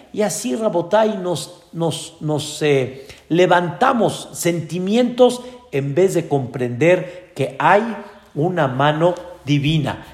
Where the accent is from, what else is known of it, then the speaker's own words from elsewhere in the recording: Mexico; Nosotros nacimos aquí en México